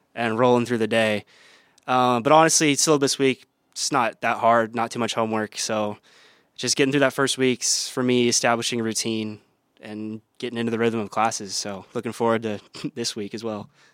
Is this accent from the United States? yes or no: yes; Waukee, Iowa, United States; also born or lived in Sacramento, California / Cedar Rapids, Iowa; I was born in Sacramento, raised there for, uh, a few years, then moved out to Iowa for my dad's job. Um, went to, like, elementary, middle school in Cedar Rapids, and then moved to Waukee, Iowa, Um, went to high school there